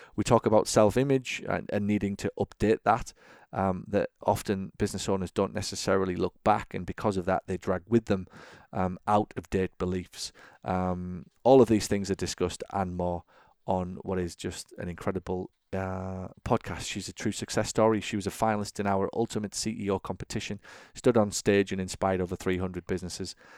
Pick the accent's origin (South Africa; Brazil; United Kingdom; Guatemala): United Kingdom; England; now in United States; as a sort of eight, nine, ten eleven-year-old, if you like, growing up in England, and now in the U S